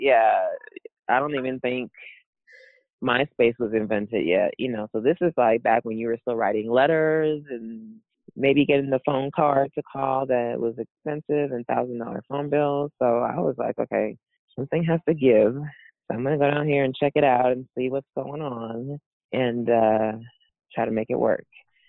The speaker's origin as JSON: {"language": "English", "country": "Canada", "said": "Because I was very Canadian at that time."}